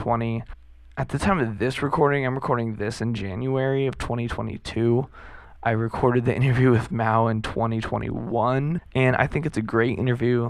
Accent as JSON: {"language": "English", "region": "Southern California", "country": "United States", "said": "I'm from SoCal"}